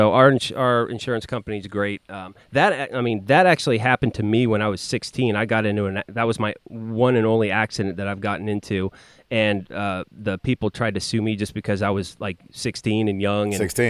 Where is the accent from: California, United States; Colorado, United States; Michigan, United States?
California, United States; I'm from California.